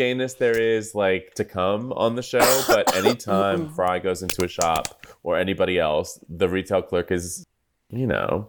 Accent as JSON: {"language": "English", "region": "Southern California", "country": "United States", "said": "I am from Southern California."}